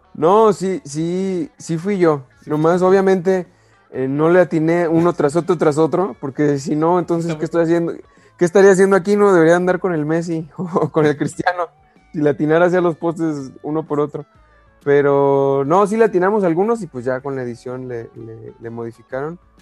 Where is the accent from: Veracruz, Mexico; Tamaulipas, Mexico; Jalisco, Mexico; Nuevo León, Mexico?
Jalisco, Mexico; Guadalajara; como soy de Guadalajara, pues soy de las Chivas